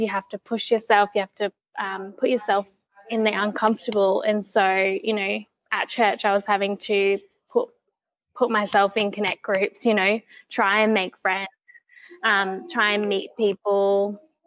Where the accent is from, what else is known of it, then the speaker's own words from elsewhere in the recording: Tasmania, Australia; growing up in Tassie